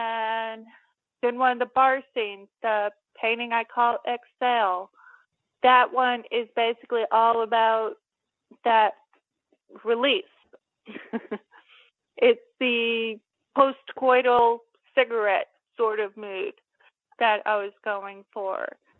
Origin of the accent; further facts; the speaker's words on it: Cape Girardeau, Missouri, United States; they filmed that movie in my hometown, Cape Girardeau